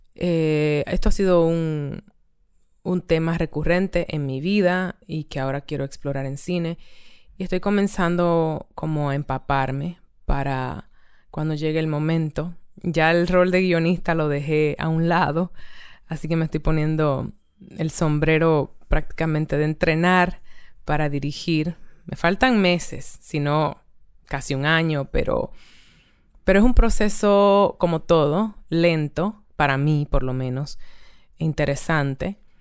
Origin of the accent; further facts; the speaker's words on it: Dominican Republic; moved away; also born or lived in Barcelona; ahora estoy en, en mi país de origen, República Dominicana